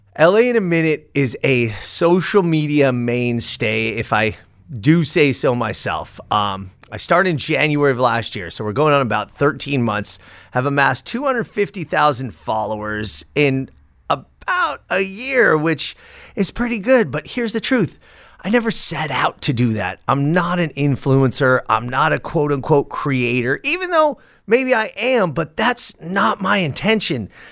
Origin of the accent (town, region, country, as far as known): Los Angeles, California, United States; born or raised there